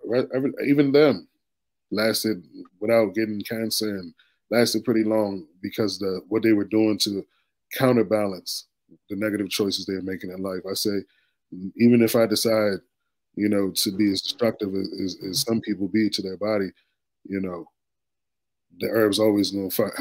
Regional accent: D.C., Maryland area, United States; I was born here in the D.C., Maryland area, you know, but I was first born to Jamaican and Guyanese immigrants

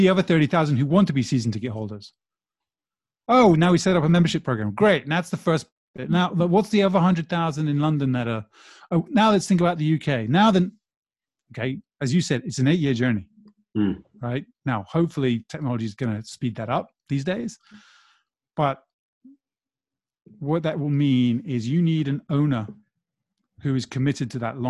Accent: Brazil; moved away; I grew up in Brazil

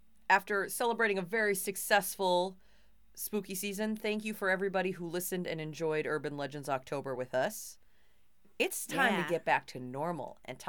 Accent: Two Harbors, Minnesota, United States; but growing up in Two Harbors, that's what we do.

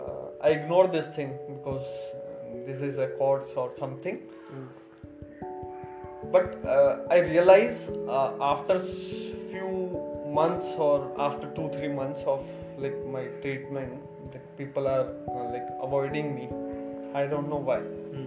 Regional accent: North India, India; So I don't like hospital food because they are giving South Indian and I'm North Indian.

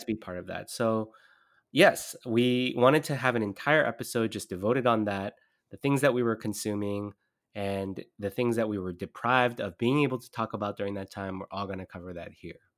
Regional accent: Southern California, United States; I grew up in Southern California

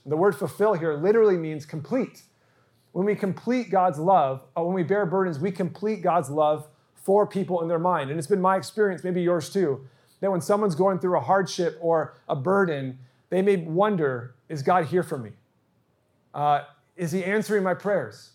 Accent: Santa Barbara, California, United States; moved away as an adult; also born or lived in San Diego; now in Eastvale, United States; I actually ditched church when I was growing up in Santa Barbara.

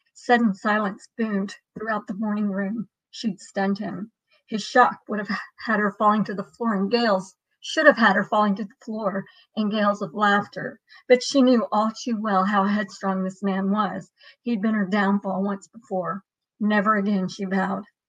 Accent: Dallas, Texas, United States; also born or lived in Marble Falls, Texas; I grew up in Dallas

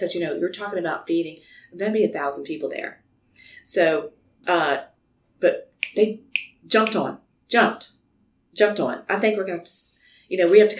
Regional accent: Louisiana, United States; We said, Louisiana

